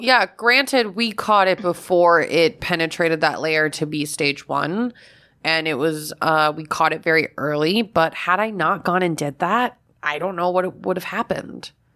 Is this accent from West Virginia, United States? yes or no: no; Florida, United States; when I was a kid growing up in Florida